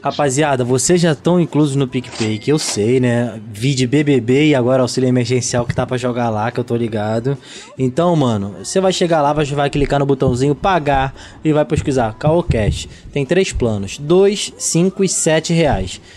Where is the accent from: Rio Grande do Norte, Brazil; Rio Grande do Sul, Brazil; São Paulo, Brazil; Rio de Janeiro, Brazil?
Rio de Janeiro, Brazil; São Gonçalo; eu sou de São Gonçalo